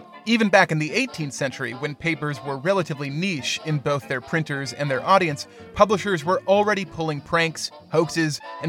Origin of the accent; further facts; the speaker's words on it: Chicago, Illinois, United States; Just one more, though, from my hometown.